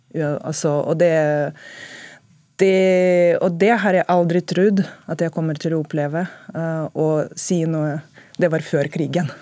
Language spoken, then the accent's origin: Norwegian; Russia; now in Norway